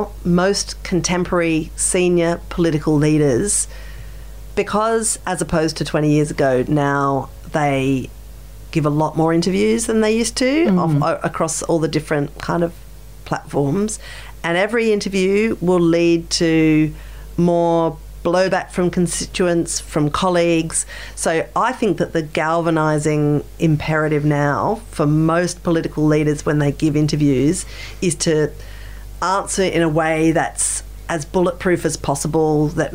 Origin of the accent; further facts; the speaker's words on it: South Australia, Australia; Australia as well, which has just like lost the car manufacturing industry. So for my home state, it's a survival, you know.